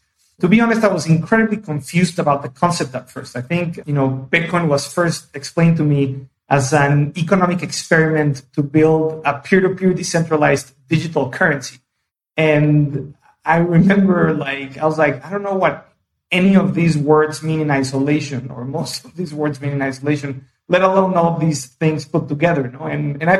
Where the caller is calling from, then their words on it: São Paulo, Brazil; I am in Sao Paulo today and doing pretty good.